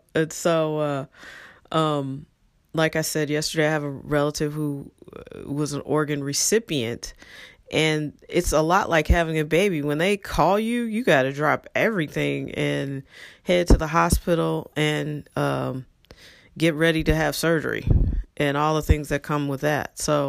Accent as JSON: {"language": "English", "town": "St. Louis", "region": "Missouri", "country": "United States", "tie": "born or raised there", "said": "And I often think to myself, man, if half the people I grew up with stayed in St. Louis and raised their families in St. Louis, our electorate would look so different."}